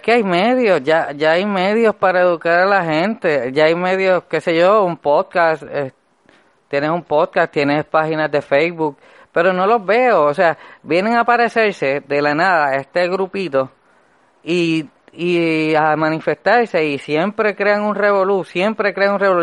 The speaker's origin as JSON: {"language": "Spanish", "country": "Puerto Rico", "tie": "born or raised there", "said": "el Puerto Rico donde yo nací"}